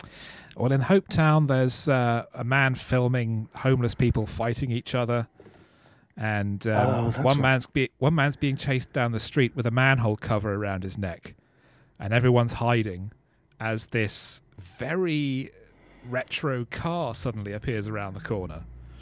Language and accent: English; South East England, United Kingdom; it's exactly like how the Daily Mail recently described my hometown in a recent article.